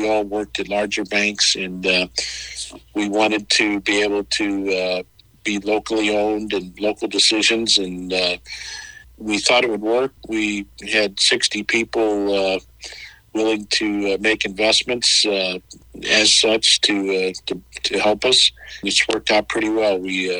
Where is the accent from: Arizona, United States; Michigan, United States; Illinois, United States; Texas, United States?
Illinois, United States; Belleville; also born or lived in Lebanon, Illinois / Carbondale, Illinois; So I grew up in Belleville, the northern part of Southern Illinois, if you will, I guess. Grew up there